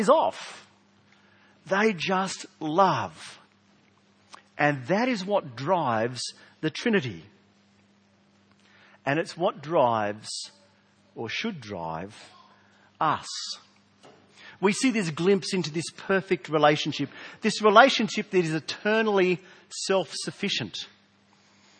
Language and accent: English; South Australia, Australia; accent: South Australian; my South Australian accent